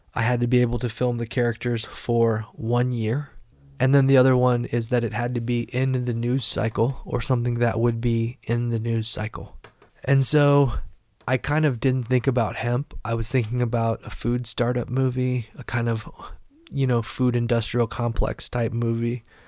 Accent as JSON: {"language": "English", "town": "Carbondale", "region": "Illinois", "country": "United States", "tie": "born or raised there", "said": "I was just a kid in the Midwest in a small college town, Carbondale, Illinois"}